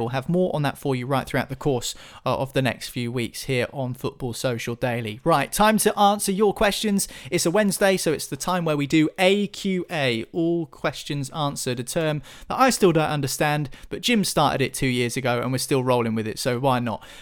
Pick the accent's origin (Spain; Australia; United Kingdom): United Kingdom; England; we're English